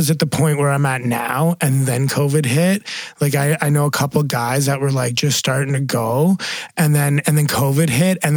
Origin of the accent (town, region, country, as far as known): Alberta, Canada; born or raised there; moved away as an adult; now in British Columbia, Canada